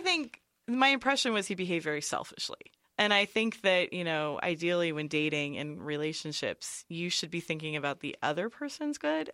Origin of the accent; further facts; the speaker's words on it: near San Francisco, California, United States; I grew up in near San Francisco